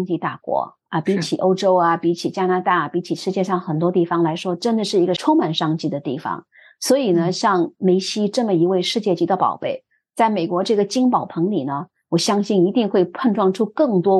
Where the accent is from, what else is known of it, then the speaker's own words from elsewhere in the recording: Shanghai, China; moved away; also born or lived in Miami, United States; 迈阿密就想到了我的故乡上海，